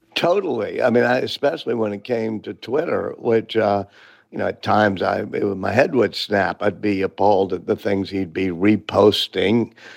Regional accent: New Orleans, Louisiana, United States; I'm from New Orleans

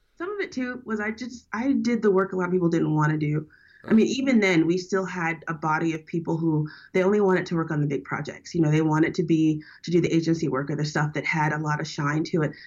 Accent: New Orleans, Louisiana, United States; now in San Francisco, United States; I'm from down south. I'm from born and raised in New Orleans.

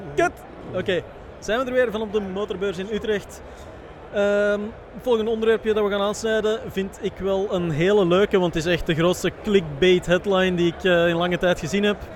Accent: Belgium; wij als Belgen

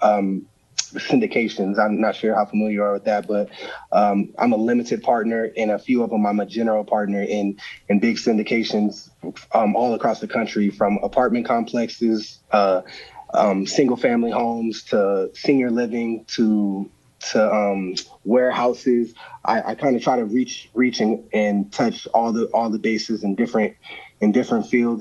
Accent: Arizona, United States; my hometown

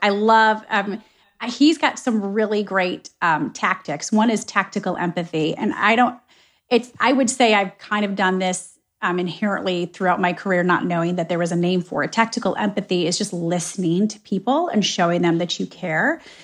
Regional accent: Michigan, United States; moved away; also born or lived in Ohio; I was born and raised in Michigan

